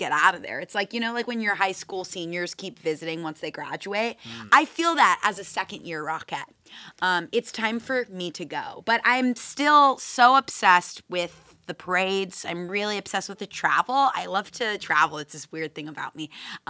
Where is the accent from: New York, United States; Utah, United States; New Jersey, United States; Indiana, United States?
New Jersey, United States; Newark